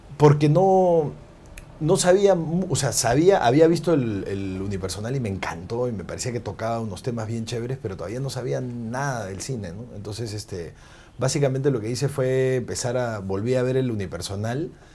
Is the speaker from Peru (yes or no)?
yes; Peru; somos los mismos peruanos